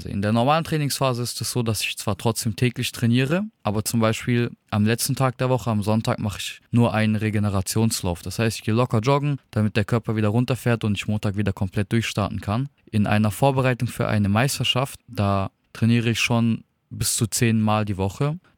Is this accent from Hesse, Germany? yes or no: yes; Darmstadt, Hesse, Germany; Ich komme aus Darmstadt und bin 23 Jahre alt.